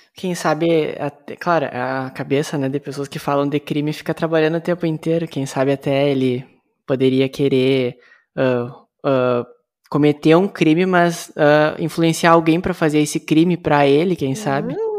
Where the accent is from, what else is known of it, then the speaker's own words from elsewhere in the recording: Santa Maria, Rio Grande do Sul, Brazil; do Rio Grande do Sul, bem no meio, de uma cidade ah. que se ah. chama Santa Maria.